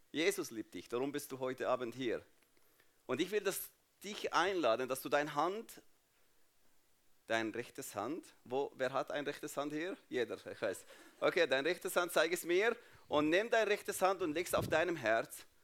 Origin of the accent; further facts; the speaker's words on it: Jordan; German is a second language; So, ich bin Palästinenser, aber nicht in Palästina aufgewachsen, nicht in Israel aufgewachsen, sondern in Jordanien. Jordanien, warum? Weil 1967 meine Familie geflüchtet von Jerusalem nach Jordanien.